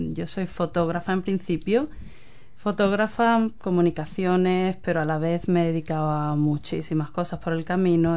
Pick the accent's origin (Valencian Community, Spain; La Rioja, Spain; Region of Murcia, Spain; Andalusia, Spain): Andalusia, Spain; Cádiz; moved away as an adult; also born or lived in London; now in New Zealand; yo soy de Cádiz.